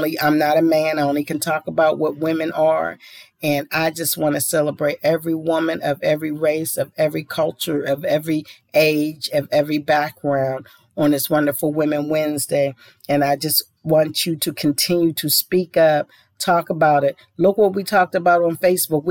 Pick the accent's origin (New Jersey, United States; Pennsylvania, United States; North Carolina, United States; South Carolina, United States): Pennsylvania, United States; Pittsburgh; my hometown of Pittsburgh